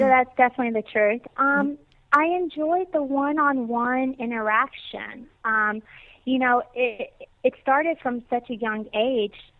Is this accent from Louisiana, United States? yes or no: no; Natchez, Mississippi, United States; moved away as an adult; now in West Palm Beach, United States; I am originally from Natchez, Mississippi, and lived there for the first 20 years of my life